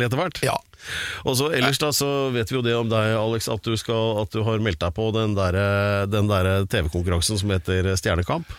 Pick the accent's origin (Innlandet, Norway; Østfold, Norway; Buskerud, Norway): Buskerud, Norway; Drammen; på ungdomsskolen i Drammen